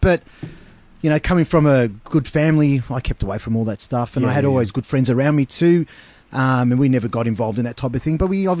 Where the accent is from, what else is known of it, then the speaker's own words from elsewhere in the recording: St Albans, Victoria, Australia; I grew in the West, nice town called St. Albans.